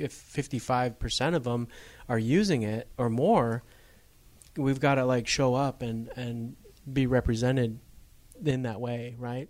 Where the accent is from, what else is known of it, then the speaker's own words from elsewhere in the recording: Upper Michigan, United States; I grew up in Upper Michigan